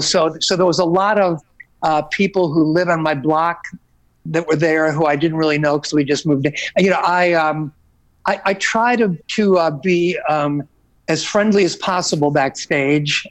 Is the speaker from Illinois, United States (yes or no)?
yes; Oak Lawn, Illinois, United States; growing up in the Oaklawn uh, hometown area